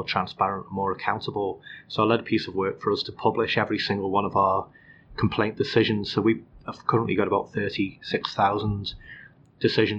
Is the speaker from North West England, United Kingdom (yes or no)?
yes; Liverpool, North West England, United Kingdom; moved away; I was born in Liverpool. I grew up in North Liverpool